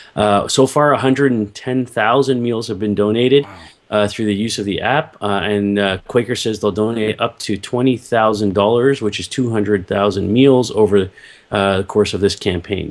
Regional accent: Toronto, Ontario, Canada; I grew up here in Toronto

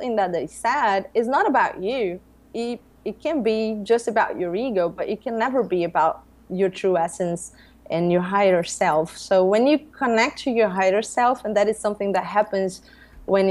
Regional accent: Brazil; I grew up here in Brazil as a Catholic girl.

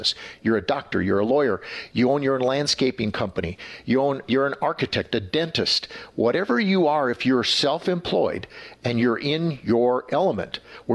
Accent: Wisconsin, United States; now in Texas, United States; I'm from Wisconsin

